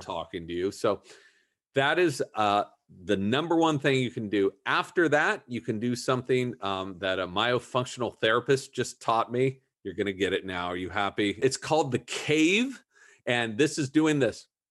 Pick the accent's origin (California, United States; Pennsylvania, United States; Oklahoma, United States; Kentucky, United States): California, United States; Southern; I grew up in Southern California